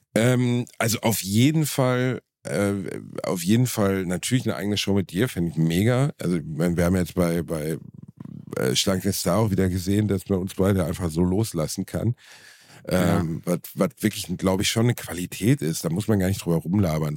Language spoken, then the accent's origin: German; Gelsenkirchen, North Rhine-Westphalia, Germany; Ich war Torwart beim TuS Rotthausen in meiner Heimatstadt